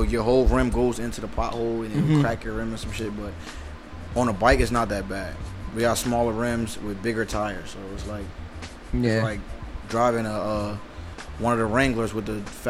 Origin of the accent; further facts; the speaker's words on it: New Jersey, United States; I'm from Jersey.